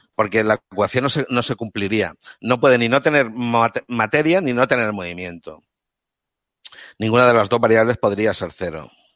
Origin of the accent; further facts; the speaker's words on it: Catalonia, Spain; soy un catalán de Córdoba porque vengo de, provengo de una familia andaluza, pero yo he nacido en Cataluña y me siento catalán, parlo catalán